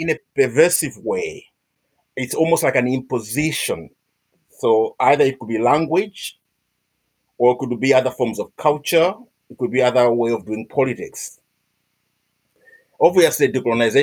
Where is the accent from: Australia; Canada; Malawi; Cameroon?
Malawi; moved away as an adult; now in Scotland, United Kingdom; I'm from Malawi, but I've been living and working in Scotland for 18, 20 years now, probably.